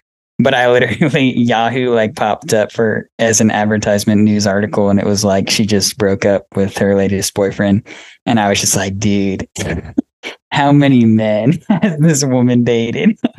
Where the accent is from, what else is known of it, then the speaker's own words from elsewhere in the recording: Georgia, United States; We're from Georgia.